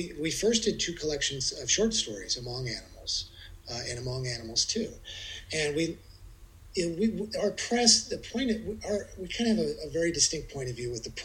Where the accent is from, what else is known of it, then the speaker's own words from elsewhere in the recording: Midwest, United States; moved away; I'm from the Midwest